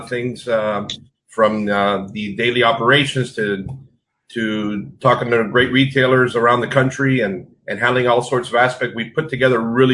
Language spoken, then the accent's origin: English; Miami, Florida, United States; Born and raised here in Miami, Florida